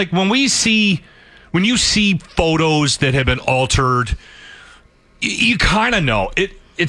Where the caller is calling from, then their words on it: Edmonton, Alberta, Canada; I'm calling from Edmonton, Alberta, Canada